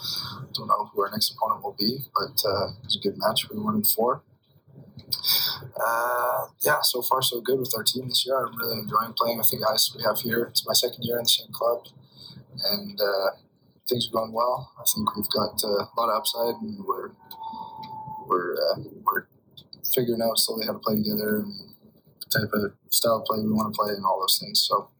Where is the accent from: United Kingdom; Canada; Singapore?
Canada; Calgary, Alberta; moved away as an adult; now in Thessaloniki, Greece; I'm from Calgary. I'm an alumni of the U of A. And I'm currently playing for PAOK Thessaloniki in Thessaloniki, Greece.